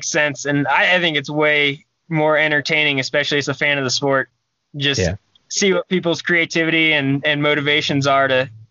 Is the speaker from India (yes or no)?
no; Ohio, United States; I grew up in Ohio